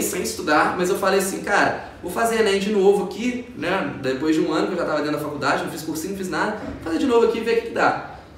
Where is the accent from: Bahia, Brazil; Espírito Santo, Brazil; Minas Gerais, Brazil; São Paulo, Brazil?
Minas Gerais, Brazil; Ubá; moved away as an adult; also born or lived in Viçosa; now in Juiz de Fora, Brazil; eu vim de uma cidade de 100 mil habitantes, que é a minha cidade natal